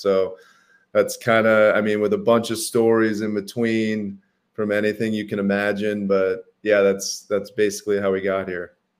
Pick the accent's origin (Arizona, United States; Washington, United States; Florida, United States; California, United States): Arizona, United States; Phoenix; I grew up in Phoenix, Arizona, big Italian family